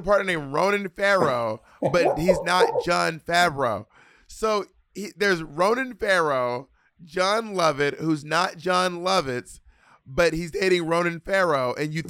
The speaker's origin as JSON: {"language": "English", "region": "Scotland", "country": "United Kingdom", "said": "Anyway, bitch, I'm a skirt from Scotland."}